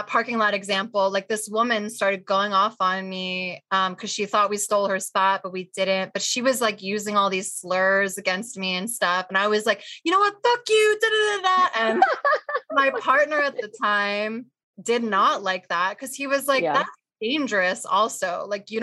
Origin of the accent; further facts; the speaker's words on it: New Jersey, United States; I am also from Jersey